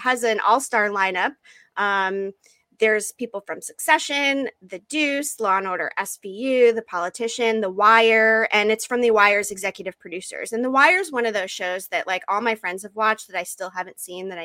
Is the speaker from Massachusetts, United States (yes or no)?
yes; Massachusetts, United States; I'm of course from Massachusetts